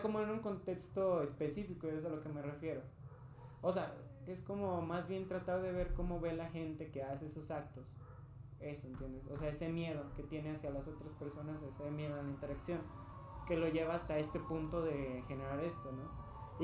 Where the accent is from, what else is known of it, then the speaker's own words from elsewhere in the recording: Mexico; soy hombre, eh, soy bisexual, soy latino, soy mexicano